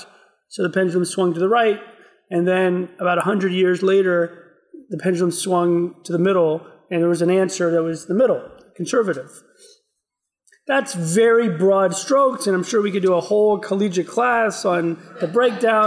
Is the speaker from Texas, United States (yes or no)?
yes; Houston, Texas, United States; I grew up in outside of Houston, Texas